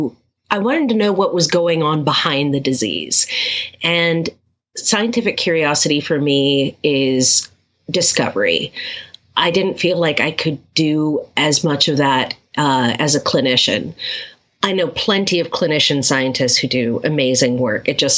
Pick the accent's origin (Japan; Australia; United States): Japan; I've always picked up languages very quickly. I grew up in Japan, and I had friends from all over the world. So I speak a smattering of a whole bunch of different languages, but I'm fluent in English and Spanish